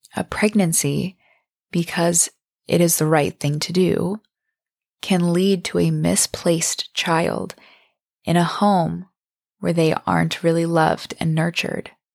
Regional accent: Bangor, Maine, United States; now in San Diego, United States; my hometown in Bangor, Maine

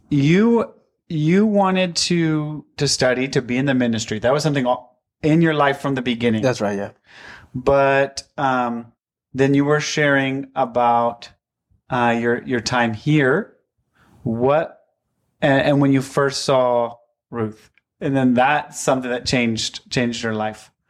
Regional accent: Ecuador; English is a second language; moved away; I'm from Ecuador.

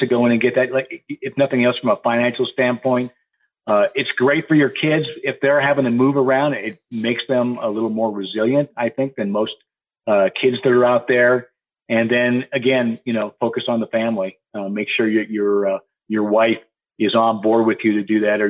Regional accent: Montana, United States; moved away; I grew up in Montana

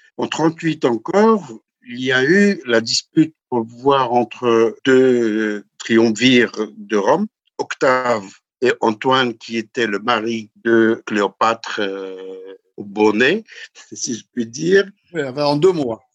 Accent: High Atlas, Morocco; je suis du Haut Atlas

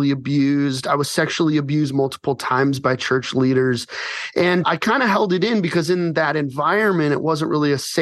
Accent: Colorado Springs, Colorado, United States; now in Phoenix, United States; I grew up in Colorado Springs

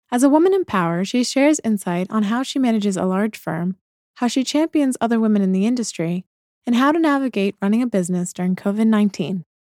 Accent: Brussels, Belgium; also born or lived in London / Paris; I'm British born and grew up in was born in London, England, but truthfully spent most of my school age years, at least, in Brussels, Belgium, and Paris, France.

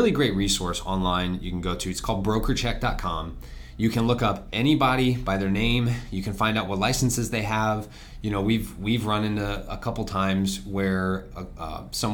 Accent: Florida, United States; I was born and raised in Florida. I'm a fourth generation

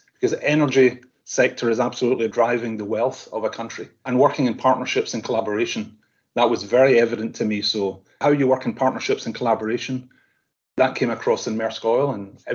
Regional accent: Scotland, United Kingdom; I'm Scottish

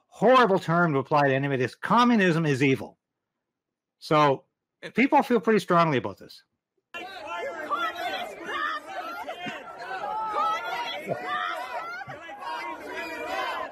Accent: Canada; We're all Canadian, unhyphenated.

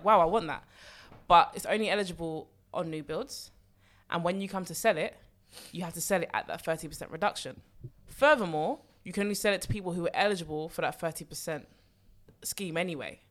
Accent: London, United Kingdom; I've born and bred in London

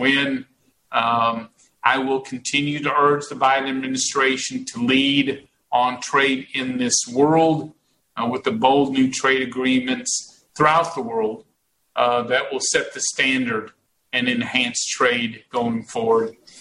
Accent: Texas, United States; I am a Texan

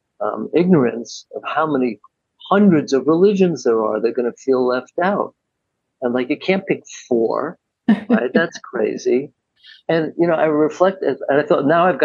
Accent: New York City, New York, United States; I grew up in New York City

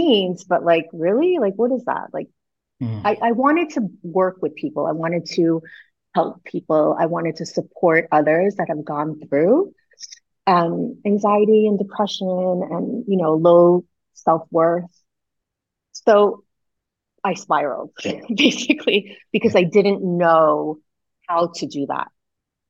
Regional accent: Long Island, New York, United States; also born or lived in Lyon, France; now in Los Angeles, United States; I was raised in the suburbs of New York. I was raised in Long Island

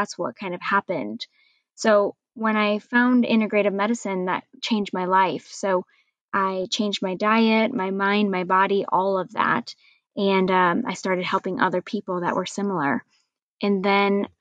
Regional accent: Iowa, United States; I am born and raised in Iowa in the United States

